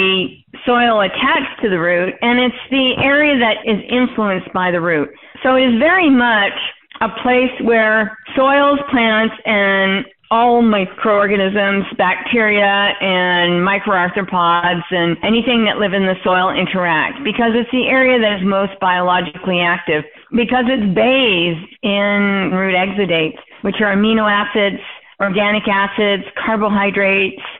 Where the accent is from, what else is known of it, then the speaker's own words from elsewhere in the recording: Calgary, Alberta, Canada; I grew up mostly in Calgary, Alberta, Canada